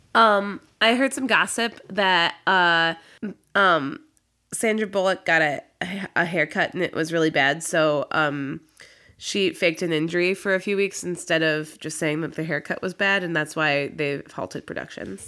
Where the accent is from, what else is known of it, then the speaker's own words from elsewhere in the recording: Midwest, United States; I'm from the Midwest